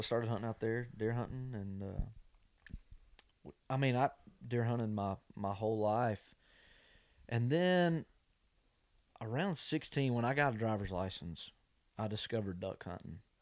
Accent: Covington, Georgia, United States; now in Nashville, United States; my dad was in a hunting club that leased property in my hometown. I mean, it was ten minutes up the road

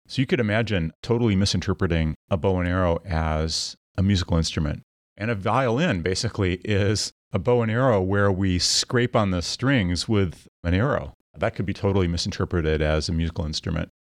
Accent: Midwest, United States; I grew up in the Midwest

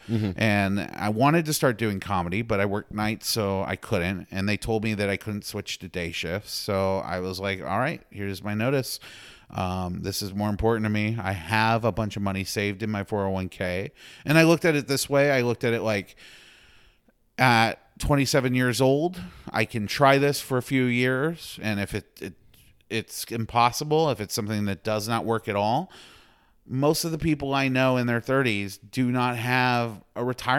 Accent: Houston, Texas, United States; But yeah, I'm a Texan. Like, okay. That's who I'm from Houston.

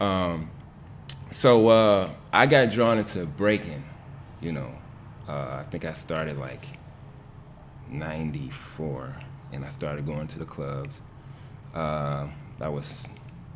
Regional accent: Detroit, Michigan, United States; also born or lived in Kalamazoo, Michigan; born and raised in Detroit, 1977, gosh, giving away my age. But born on the West Side, always lived here

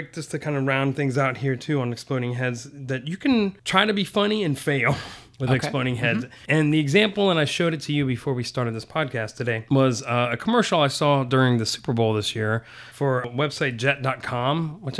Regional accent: Saudi Arabia; I grew up in Saudi, so I've seen people's head get cut off

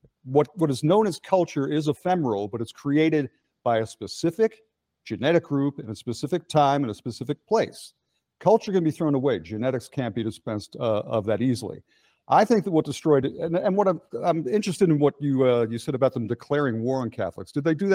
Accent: Clifton Heights, Pennsylvania, United States; I grew up in the suburbs. I grew up in Delaware County and Clifton Heights. There were two ethnic groups there. Everyone was Catholic. But there were Irish and Italians

